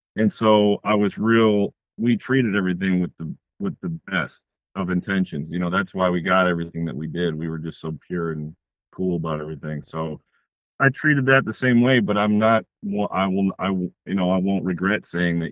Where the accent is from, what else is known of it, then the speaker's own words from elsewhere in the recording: Detroit, Michigan, United States; I'm from Detroit, Michigan, and uh, I make films.